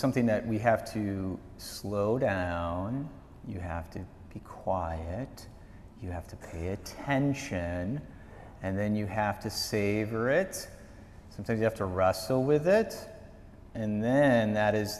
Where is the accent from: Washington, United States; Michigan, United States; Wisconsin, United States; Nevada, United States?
Wisconsin, United States; moved away; growing up in Wisconsin, growing up on the farm